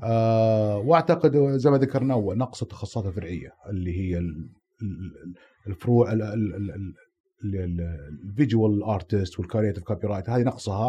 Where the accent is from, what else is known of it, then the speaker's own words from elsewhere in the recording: Saudi Arabia; أنا سعودي